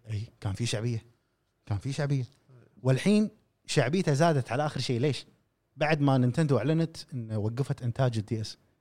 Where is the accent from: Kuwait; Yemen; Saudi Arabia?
Kuwait; عندنا في الخليج، نتكلم، وتحديداً في الكويت